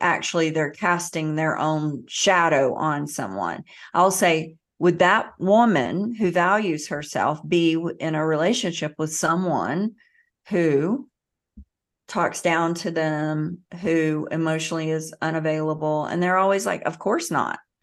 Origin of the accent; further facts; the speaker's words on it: the South, United States; I grew up in the South